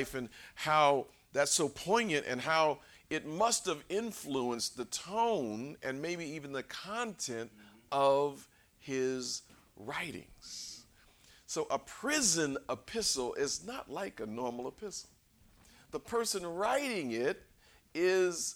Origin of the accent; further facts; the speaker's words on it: Los Angeles, California, United States; I grew up in South Central